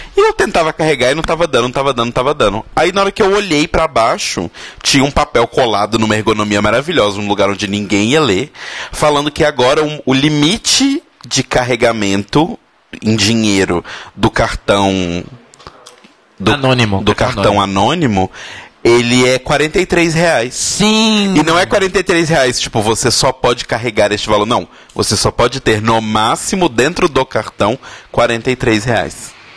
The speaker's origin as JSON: {"language": "Portuguese", "town": "Belo Horizonte", "region": "Minas Gerais", "country": "Brazil", "moved": "yes", "lives_now": "São Paulo, Brazil", "said": "sou de BH, caso você não tenha reparado meu sotaque"}